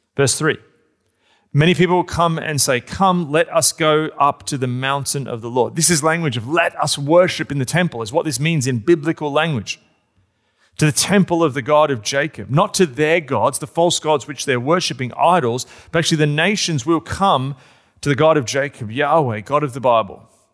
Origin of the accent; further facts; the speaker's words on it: Australia; I'm an Australian.